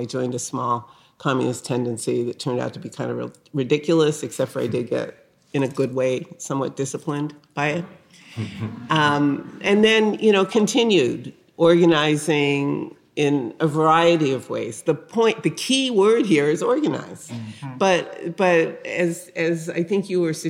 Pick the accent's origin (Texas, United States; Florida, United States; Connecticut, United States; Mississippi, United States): Connecticut, United States; New Haven; I grew up in the North. I grew up in New Haven, Connecticut, a working class neighborhood